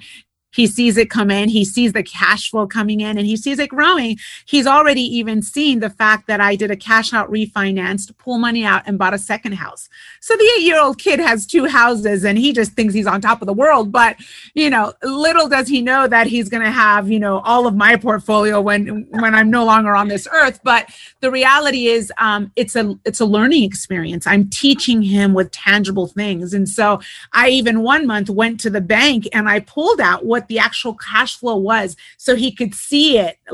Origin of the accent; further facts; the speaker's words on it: Puerto Rico; moved away; also born or lived in United States / California / Europe; I'm Puerto Rican. I was born in the States, raised in Puerto Rico, lived in California most of my life